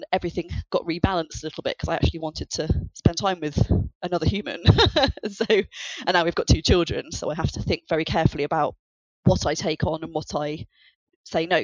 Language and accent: English; United Kingdom; I'm British.